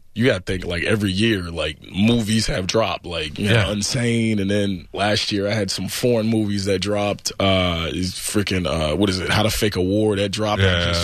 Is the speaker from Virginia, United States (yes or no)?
yes; Chesapeake, Virginia, United States; I grew up in Chesapeake, Virginia.